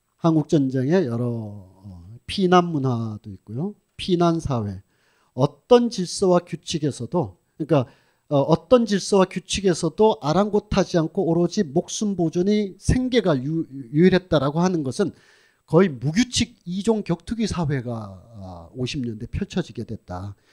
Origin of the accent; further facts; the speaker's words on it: Sunheung, North Gyeongsang, South Korea; accent: northern Gyeongbuk Sunheung pronunciation; 경북 북부 순흥면 어, 발음입니다